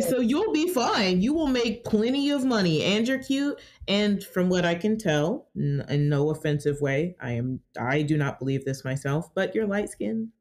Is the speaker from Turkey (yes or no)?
no; Georgia, United States; I was born and raised here in Georgia.